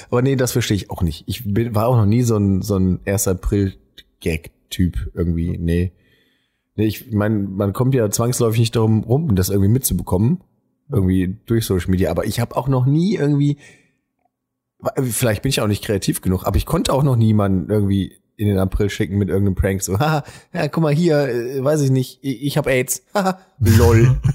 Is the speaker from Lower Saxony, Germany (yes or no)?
no; Weckhoven, North Rhine-Westphalia, Germany; Ich meine, ich komme zwar aus Weckhofen